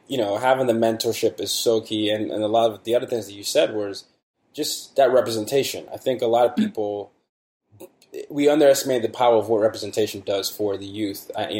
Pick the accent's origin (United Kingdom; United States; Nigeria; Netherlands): Nigeria; You know, I grew up in Nigeria. So a lot of, you know, that's one of the countries I grew up in.